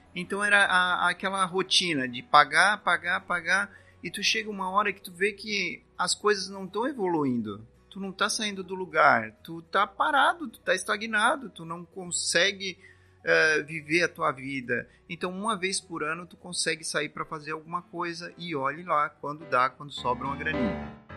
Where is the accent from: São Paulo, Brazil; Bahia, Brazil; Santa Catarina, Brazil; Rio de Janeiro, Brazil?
Santa Catarina, Brazil; Criciúma; Nós somos de Criciúma, Santa Catarina, aqui mesmo